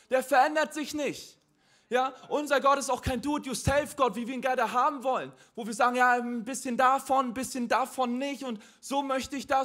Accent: Mecklenburg-Vorpommern, Germany; now in Hamburg, Germany; also ich bin nicht christlich aufgewachsen. Ich komme ursprünglich aus Mecklenburg-Vorpommern.

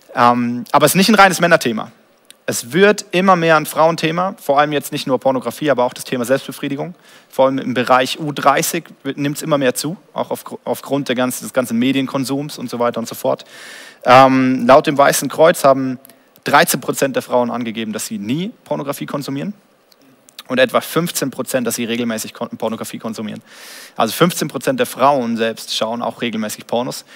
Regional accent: Germany; als Deutscher

